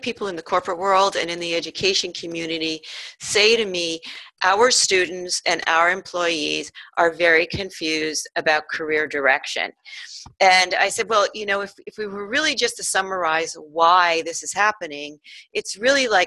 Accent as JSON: {"language": "English", "region": "New York", "country": "United States", "tie": "born or raised there", "moved": "as an adult", "said": "I grew up on the East Coast in New York"}